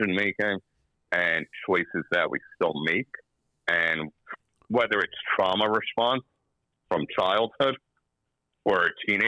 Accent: United States; I'm from the United States.

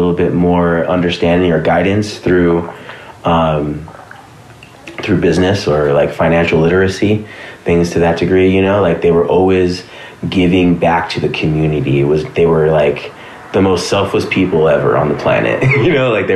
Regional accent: Los Angeles, California, United States; I grew up in the valley, you know, I grew up in Sun Valley

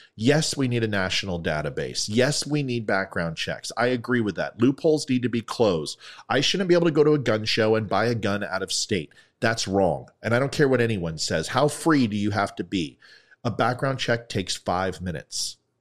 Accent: United States

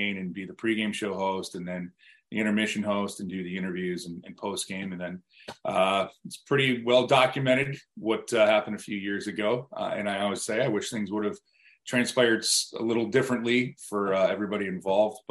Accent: Buffalo, New York, United States; moved away as an adult; also born or lived in Richmond, Virginia / Raleigh, North Carolina; my hometown in Buffalo

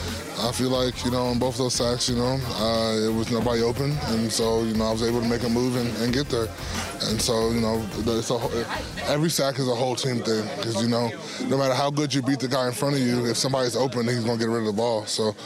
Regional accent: Wisconsin, United States; moved away; I'm from Wisconsin. Snow doesn't really bother me at all.

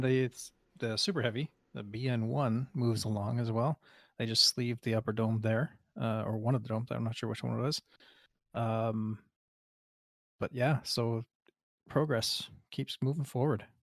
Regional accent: Canada; as a Canadian

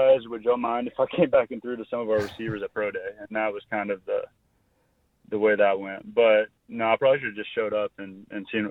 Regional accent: Arkansas, United States; Arkansas was my home state

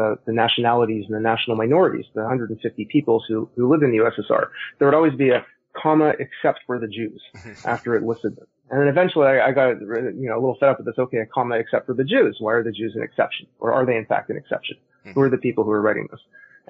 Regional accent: Montreal, Quebec, Canada; accent: Canadian; moved away; I'm originally from Canada, from Montreal. So if my accent sounds funny, it's because I'm Canadian.

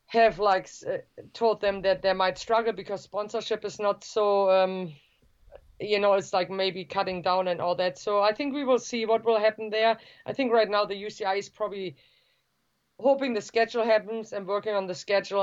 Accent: Germany; the state where I grew up in Germany

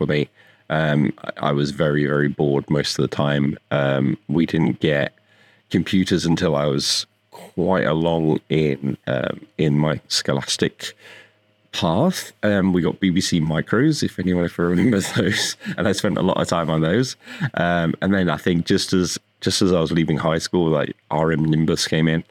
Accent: United Kingdom; moved away as an adult; now in Las Vegas, United States; I'm from the UK, I grew up there. I've lived there for most of my life

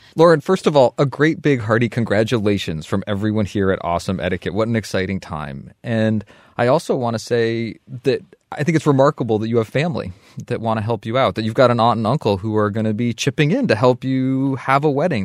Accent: Vermont, United States; moved away as an adult; the community I grew up

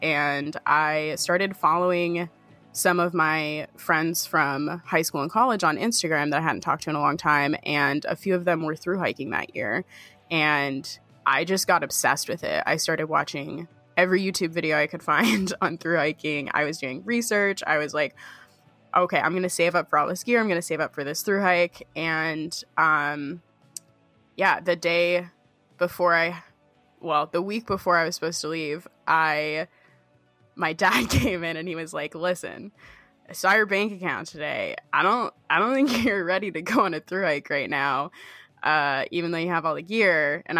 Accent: New Hampshire, United States; I grew up in the Whites of New Hampshire, so I'd been hiking before, but the most I'd ever done was like 10 miles.

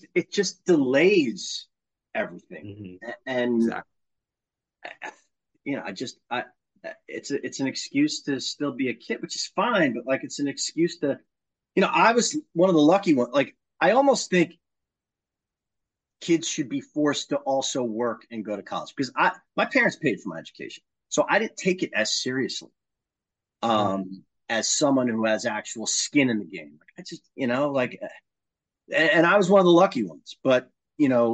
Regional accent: Long Island, New York, United States; I'm from Long Island

